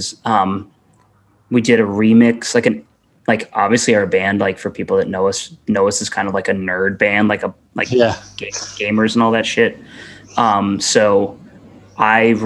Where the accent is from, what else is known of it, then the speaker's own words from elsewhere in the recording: Atlanta, Georgia, United States; moved away as an adult; now in Savannah, United States; I'm from Atlanta, Georgia